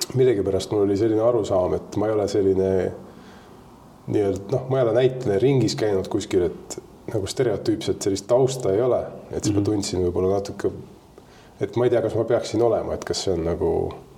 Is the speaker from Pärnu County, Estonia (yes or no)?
no; Tallinn, Harju County, Estonia; ma tulen Tallinnast